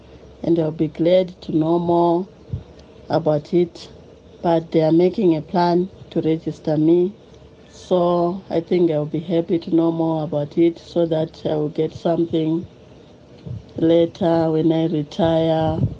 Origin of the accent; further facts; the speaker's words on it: Zimbabwe; now in Johannesburg, South Africa; I came from Zimbabwe. I am a nanny in Johannesburg. I worked there now for 3 years